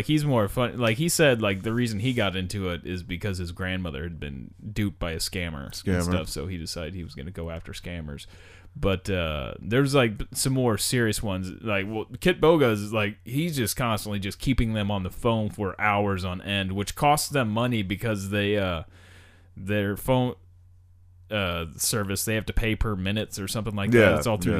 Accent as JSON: {"language": "English", "region": "New York", "country": "United States", "said": "I am from New York."}